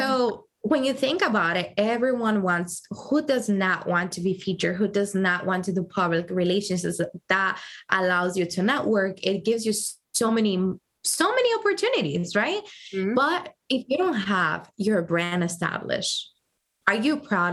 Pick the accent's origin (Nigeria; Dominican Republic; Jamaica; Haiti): Dominican Republic; also born or lived in Providence, Rhode Island, United States; now in New York, United States; I moved to Dominican Republic when I was about three months old, oh. and I grew up there